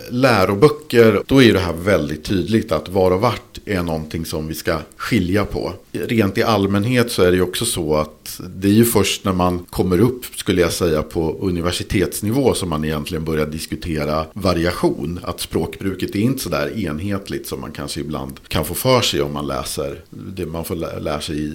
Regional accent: Mälaren Valley, Sweden; jag kommer från Mälardalen och jag vet att jag tenderar att överanvända vart. Vilket är ganska vanligt från ja, det därifrån jag kommer.

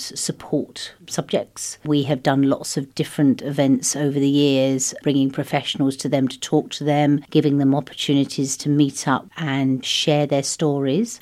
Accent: United Kingdom; moved away as an adult; also born or lived in France; now in Luxembourg; I, I'm British. originally, yes, but we came via France here.

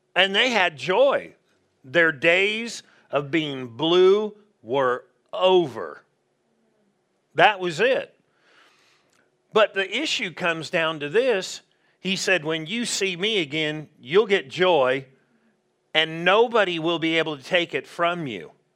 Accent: Southern California, United States; moved away; we grew up in Southern California

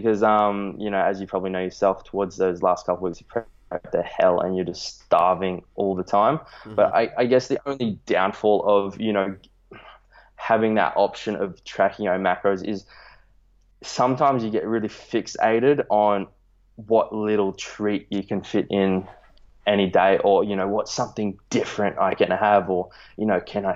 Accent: Australia; I'm from Australia.

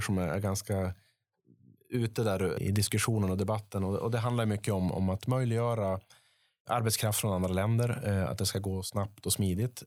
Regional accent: Piteå, Norrbotten County, Sweden; uppe i norr i Piteå, min, mina hemtrakter

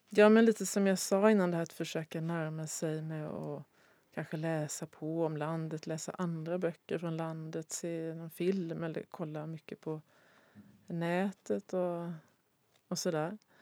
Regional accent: Sweden; jag som svensk

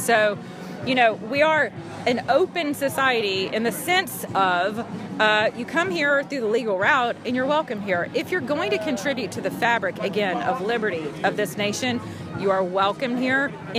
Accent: Atlanta, Georgia, United States; I'm from Atlanta, Georgia.

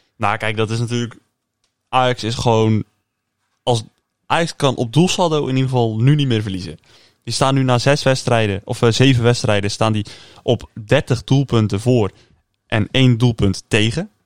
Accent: Netherlands; ik kan wel als Nederlander

